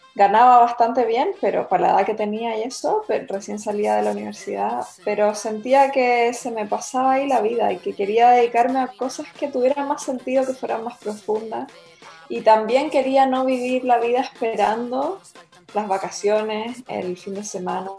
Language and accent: Spanish; Santiago, Chile; moved away as an adult; also born or lived in Viña del Mar, Chile / Spain / Byron Bay area, Australia; now in Mullumbimby, Australia; yo nací en Santiago y me crié prácticamente entre Santiago y Viña.